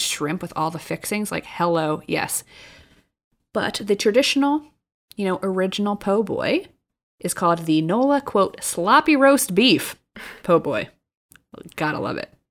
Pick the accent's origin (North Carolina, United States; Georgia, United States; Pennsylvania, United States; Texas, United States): Pennsylvania, United States; outside Philadelphia; moved away; I grew up right outside of Philly